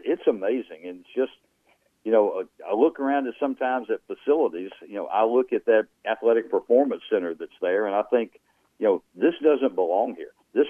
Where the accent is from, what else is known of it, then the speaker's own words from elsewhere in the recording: Louisiana, United States; accent: redneck; you mean you can still hear my redneck accent?